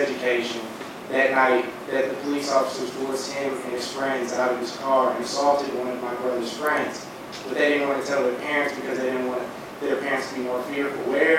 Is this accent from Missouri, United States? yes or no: yes; St. Louis, Missouri, United States; I am from St. Louis, Missouri, so I was a sophomore in high school when he passed away.